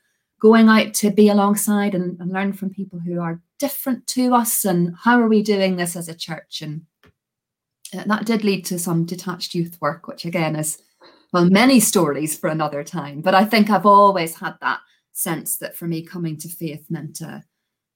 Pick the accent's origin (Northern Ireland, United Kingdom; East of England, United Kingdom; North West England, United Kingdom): Northern Ireland, United Kingdom; Belfast; accent: Belfast; moved away; I'm originally from Belfast in Northern Ireland. This is a very slowed down Belfast accent